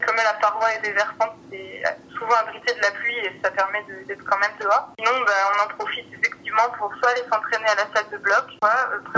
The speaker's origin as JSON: {"language": "French", "town": "Grenoble", "region": "Auvergne-Rhône-Alpes", "country": "France", "tie": "born or raised there", "said": "je suis originaire de la région de Grenoble"}